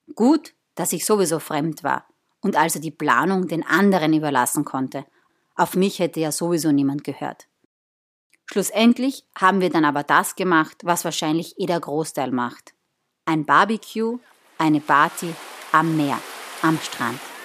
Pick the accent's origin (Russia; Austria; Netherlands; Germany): Austria; southern Austria; also born or lived in northern Italy; so ein Mädel wie ich es bin aus dem Süden Österreichs